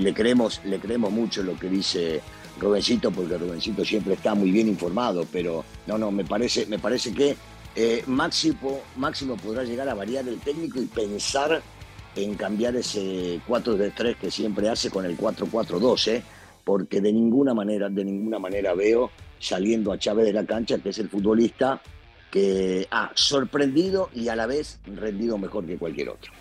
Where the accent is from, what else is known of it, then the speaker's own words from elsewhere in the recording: Argentina; mis paisanos